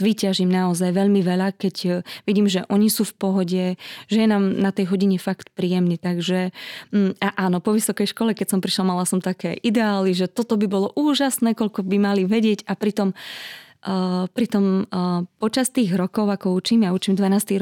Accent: Trstená, Žilina Region, Slovakia; pochádzam z malého mestečka na Orave, z Trstenej

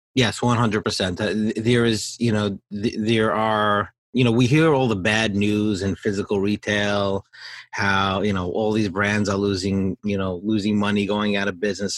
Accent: New York, United States; growing up in New York

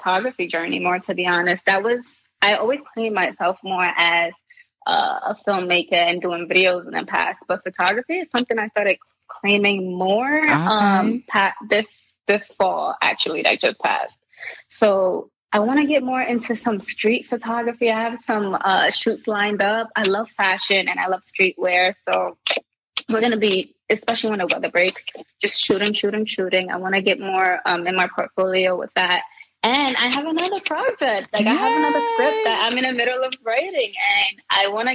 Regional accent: New York City, New York, United States; growing up in the Bronx

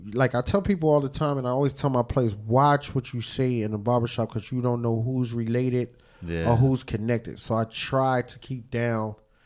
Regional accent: New York, United States; also born or lived in Virginia / Atlanta; I'm a New Yorker.

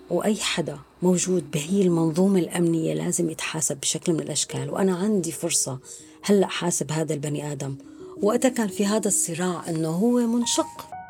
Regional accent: Zabadani, Rif Dimashq, Syria; moved away as an adult; also born or lived in Damascus, Syria; now in France; من سوريا أنا من الزبداني لكن كنت عايشة بدمشق بحكم الدراسة والشغل

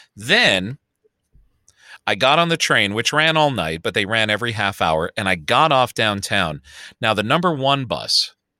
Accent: Chicago, Illinois, United States; accent: Chicago; my Chicago accent

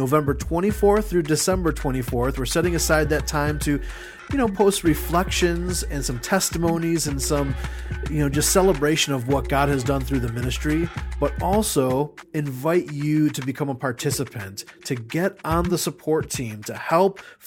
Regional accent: Chicago, Illinois, United States; Chicago, Illinois, my hometown

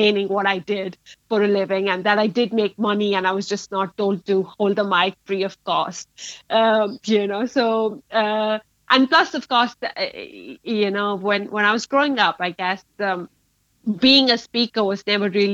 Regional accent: Mumbai, Maharashtra, India; moved away as an adult; now in Leeds, United Kingdom; I was born in Bombay, in Mumbai now, raised in India, and I relocated to Leeds about 5 years back.

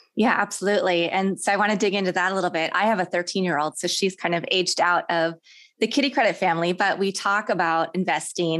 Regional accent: Kansas, United States; also born or lived in Houston, United States; now in Los Angeles, United States; I grew up in Kansas

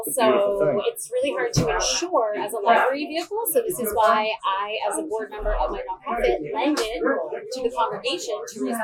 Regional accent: Maine, United States; moved away; I'm from Maine, and my dad was involved in the traditional market when I was a child

